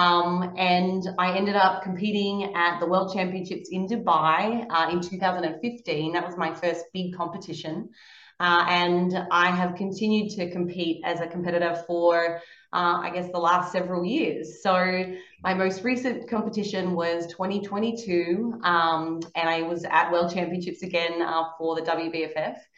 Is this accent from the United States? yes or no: no; Australia; growing up in Australia, you don't really have a whole lot of opportunities